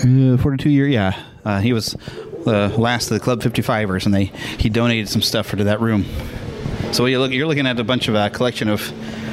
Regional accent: Kansas City, Missouri, United States; we're from Kansas City

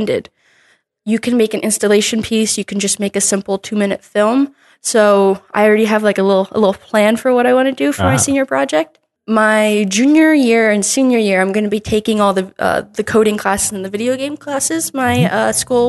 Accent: New Jersey, United States; moved away as an adult; I was only looking at schools in my home state, New Jersey

